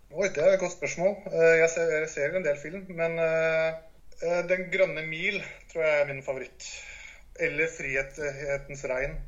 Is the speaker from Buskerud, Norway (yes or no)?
no; Larvik, Vestfold, Norway; Jeg kommer fra Larvik